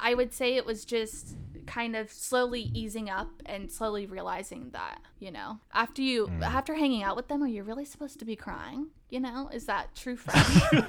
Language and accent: English; Happy Valley, Oregon, United States; Okay, so I grew up on the outskirts of Portland. So I grew up in Happy Valley. So you kind of have like Portland and then you have the outskirts.